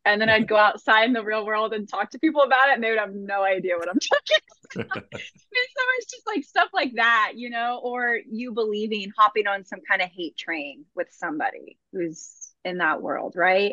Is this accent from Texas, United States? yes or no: yes; Austin, Texas, United States; born and raised in Austin